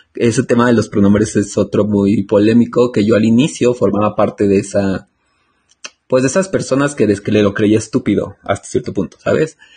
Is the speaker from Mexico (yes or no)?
yes; Mexico; al menos yo hablo por México